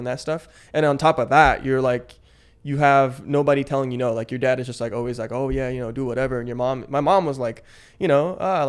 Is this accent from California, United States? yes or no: yes; Palo Alto, California, United States; born there; also born or lived in South San Francisco / Manila; So I was born in Palo Alto in 1998.